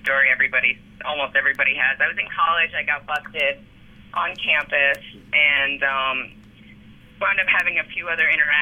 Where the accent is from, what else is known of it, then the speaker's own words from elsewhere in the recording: Washington, District of Columbia, United States; moved away as an adult; now in Colorado, United States; I grew up in Washington, D.C.